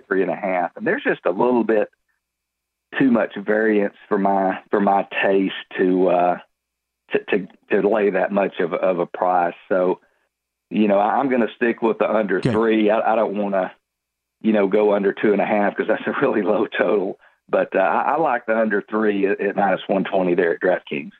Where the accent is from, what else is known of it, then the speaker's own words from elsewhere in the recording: Texas, United States; here out of my home state of Texas